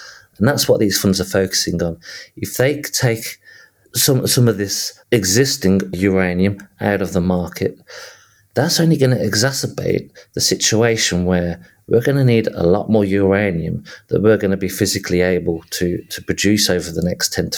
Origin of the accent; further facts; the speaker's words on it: Birmingham, West Midlands, United Kingdom; accent: Midlands; I was born and raised and grew up in south of Birmingham